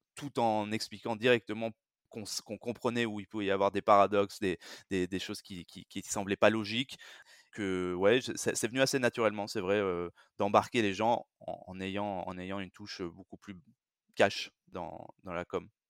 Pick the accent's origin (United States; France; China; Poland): France; je suis français, j'ai grandi et, et vécu, b, travaillé surtout en France